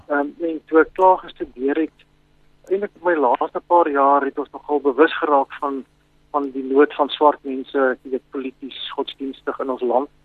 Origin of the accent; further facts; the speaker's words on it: Pretoria, Gauteng, South Africa; moved away as an adult; also born or lived in Bloemfontein / Sabie / Skukuza; ek is in Bloemfontein gebore in 1955 en toe het ons van daar verhuis na Pretoria toe waar ons nou maar ah, die res van my lewe gebly het totdat ek nou begin werk het. Ek het ja. daar skool gegaan